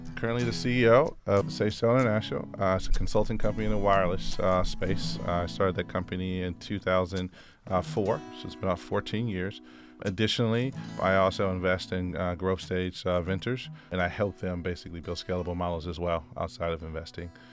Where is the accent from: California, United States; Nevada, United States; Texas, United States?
California, United States; Oakland; I grew up in the Bay Area in Oakland, uh, California